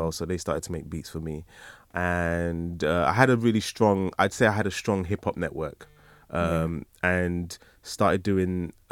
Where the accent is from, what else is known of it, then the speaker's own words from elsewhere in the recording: Nigeria; If I didn't know he was Nigerian, there must be people that don't know I'm Nigerian.